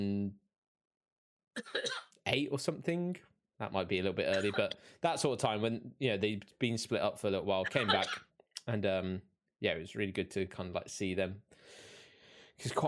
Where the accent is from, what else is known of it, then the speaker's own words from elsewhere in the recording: Reading, South East England, United Kingdom; moved away; I'm from Reading originally in the UK